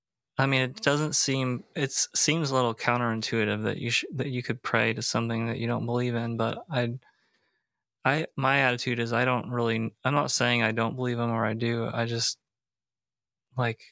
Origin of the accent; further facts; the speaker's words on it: United States; growing up in America.